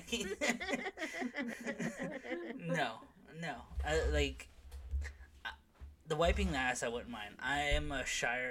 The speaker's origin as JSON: {"language": "English", "country": "Canada", "said": "It's my Canadian skin."}